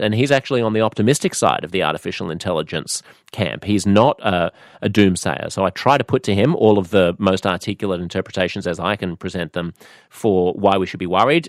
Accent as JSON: {"language": "English", "country": "United States", "said": "speaking as an American"}